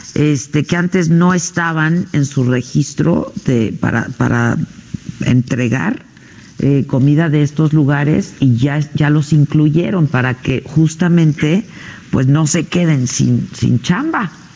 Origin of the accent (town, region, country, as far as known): Mexico